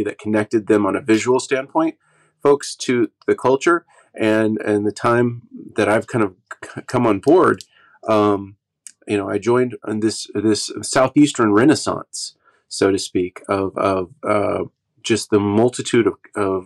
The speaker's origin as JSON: {"language": "English", "region": "Oklahoma", "country": "United States", "tie": "born or raised there", "also_born_or_lived": "Los Angeles", "said": "where I grew up here in Oklahoma"}